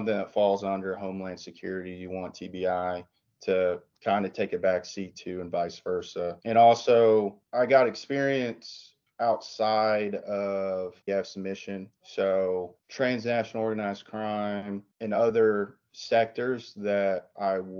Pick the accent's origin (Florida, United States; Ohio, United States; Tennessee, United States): Tennessee, United States; East; moved away as an adult; also born or lived in Washington, D.C.; I was born and raised in East Tennessee